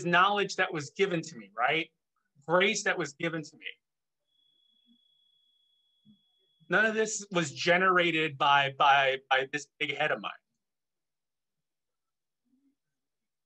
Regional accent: Chicago, Illinois, United States; moved away; I'm originally from Chicago in the Midwest

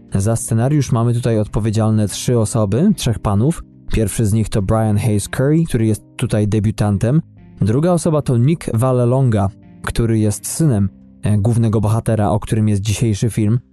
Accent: Poland; moved away; Polakiem z krwi i kości

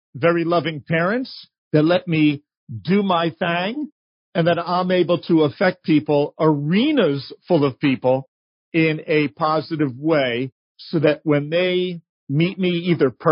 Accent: New York, United States; as a kid growing up in New York

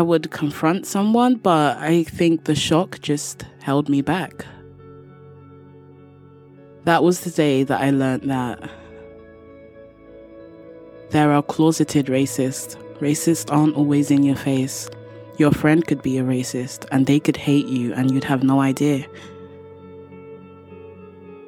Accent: London, United Kingdom; from London, England.

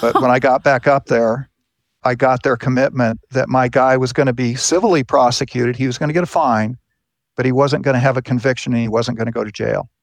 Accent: Southern California, United States; moved away; I grew up in California.

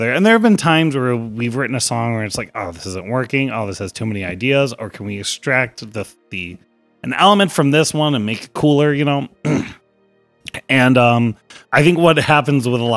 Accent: Rochester, United States; Rochester. We're local

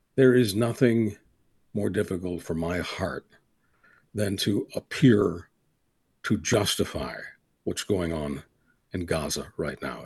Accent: Canada; as a Canadian

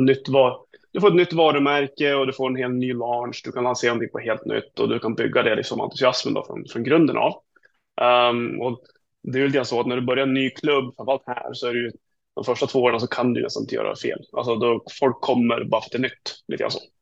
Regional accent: Sweden; jag som är svensk. Jag bor inte där.

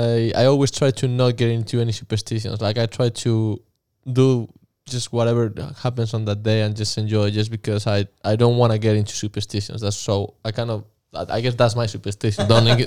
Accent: Madrid, Community of Madrid, Spain; moved away as an adult; now in United States; Madrid, Spain.

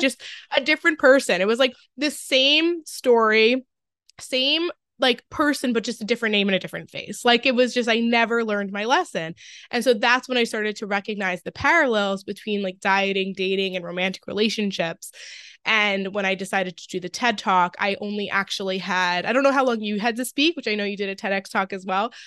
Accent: Long Island, New York, United States; now in Westchester, United States; I grew up on Long Island, but I just moved to, like, Lower Westchester

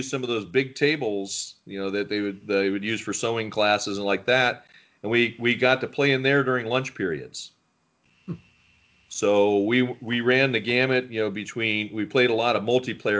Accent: California, United States; also born or lived in Philadelphia, Pennsylvania / Kansas City / Los Angeles; My family moved out there during the aerospace boom in the late 60s

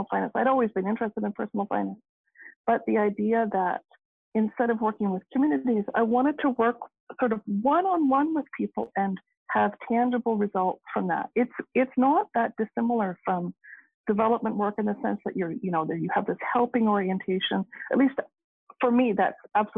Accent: Canada; also born or lived in Waterloo, Ontario; I am Canadian, I can vote here

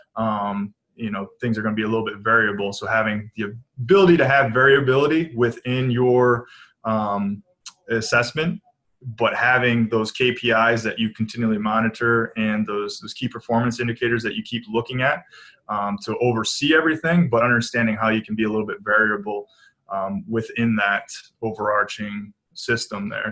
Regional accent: Manchester, Michigan, United States; I grew up in a small town outside of Ann Arbor, Michigan

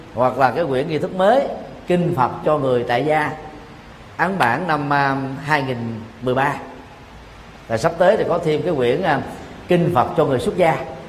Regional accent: Vietnam

